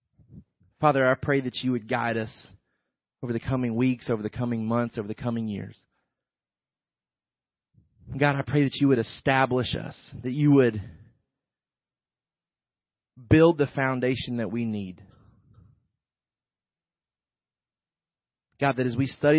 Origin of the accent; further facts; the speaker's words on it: the South, United States; we were raised here in the South